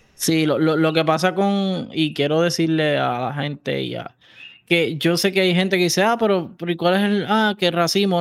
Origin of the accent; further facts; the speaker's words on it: Puerto Rico; por el territorio somos centroamericanos y caribe